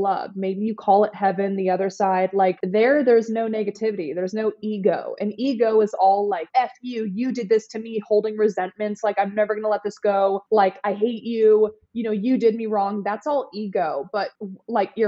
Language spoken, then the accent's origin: English; the Bay Area, California, United States; moved away as an adult; also born or lived in Los Angeles, California / Nashville, Tennessee; now in Miami Beach, United States; I'm from California, the Bay Area, and I lived in LA and then I did LA to Nashville, Nashville to Miami